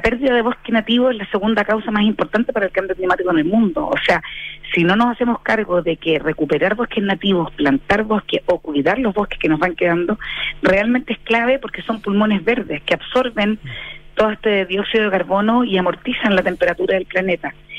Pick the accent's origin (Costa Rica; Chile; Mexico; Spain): Chile; como chilenos